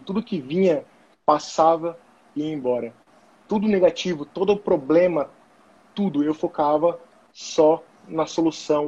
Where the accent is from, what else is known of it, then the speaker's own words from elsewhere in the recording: São José dos Campos, São Paulo, Brazil; moved away as an adult; also born or lived in Florianópolis, Brazil; now in Germany; sou natural de São José dos Campos, São Paulo